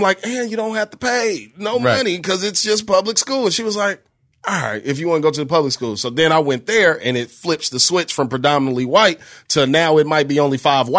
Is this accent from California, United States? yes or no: no; Bellwood, Illinois, United States; also born or lived in Westchester, Illinois; I'm from Westchester, Illinois, Bellwood, Illinois, where St. Joseph High School is.